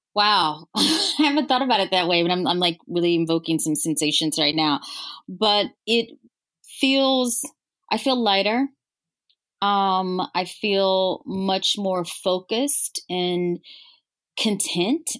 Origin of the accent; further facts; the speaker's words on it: Louisiana, United States; moved away; I'm originally from Louisiana